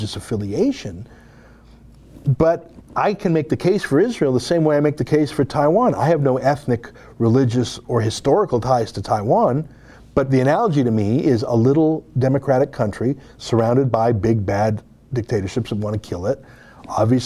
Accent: Canada; we're Canadian

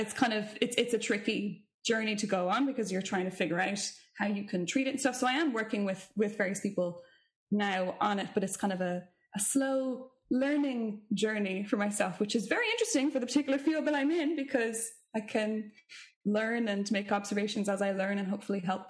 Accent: Ireland; as Irish vocalists

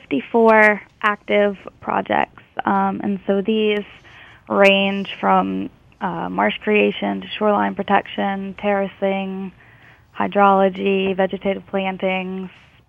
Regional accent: Prairieville, Louisiana, United States; moved away as an adult; now in Lafayette, United States; So I am originally from Prairieville, Louisiana, which is a little bit south of Baton Rouge, but I've been living in Lafayette for about 9 years now

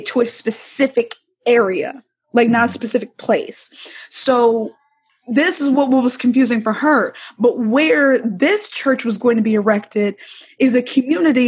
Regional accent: Alabama, United States; moved away; when I moved here, you know, because I'm from Alabama, and I don't really have a lot of family here

